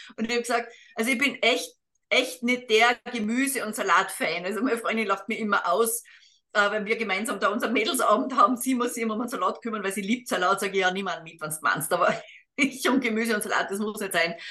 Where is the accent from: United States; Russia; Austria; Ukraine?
Austria; als Österreicherin